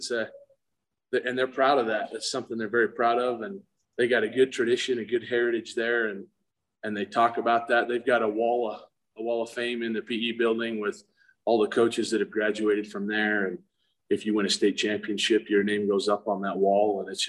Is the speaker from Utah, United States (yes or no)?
yes; Monticello, Utah, United States; So I was actually born and raised in Monticello, went to high school there.